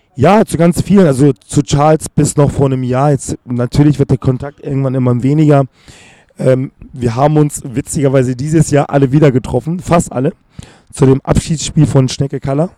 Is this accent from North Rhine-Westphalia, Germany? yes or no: no; Hamburg, Germany; also born or lived in Accra, Ghana; ich bin in Hamm aufgewachsen, bin in Horn und in Billstedt zur Schule